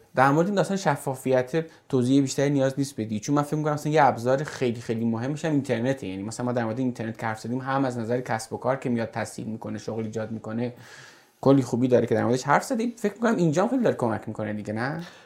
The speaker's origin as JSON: {"language": "Persian", "country": "Iran", "said": "ما مردم ایرانیم"}